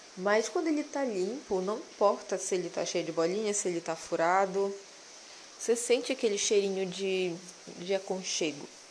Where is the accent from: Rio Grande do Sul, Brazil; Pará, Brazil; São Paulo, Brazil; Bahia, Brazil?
Pará, Brazil; Belém; eu sou paraense da gema, sou belenense